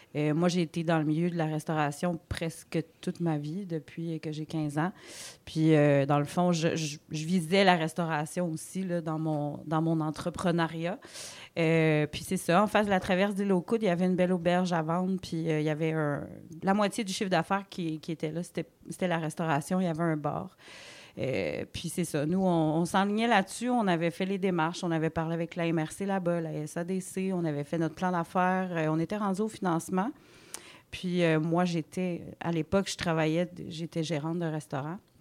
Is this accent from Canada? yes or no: yes; Côte-Nord, Quebec, Canada; moved away as an adult; also born or lived in Gaspésie; now in Rivière-au-Renard, Canada; on vient de la Côte-Nord tous les deux